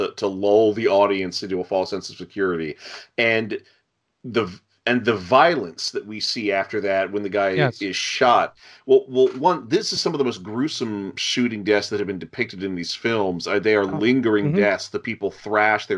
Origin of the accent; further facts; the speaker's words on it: United States; we three, we're from America